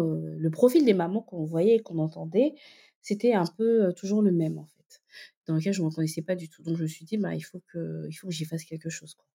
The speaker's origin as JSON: {"language": "French", "town": "Libreville", "region": "Estuaire", "country": "Gabon", "tie": "born or raised there", "also_born_or_lived": "northern France", "moved": "yes", "lives_now": "France", "said": "je suis donc née au Gabon, j'ai grandi euh, à Libreville, euh, je suis arrivée par la suite en France"}